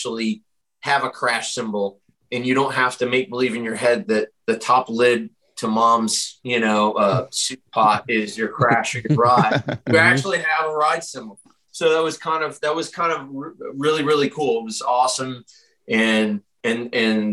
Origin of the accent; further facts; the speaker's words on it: Rochester, New York, United States; We grew up together and we're both from Rochester, New York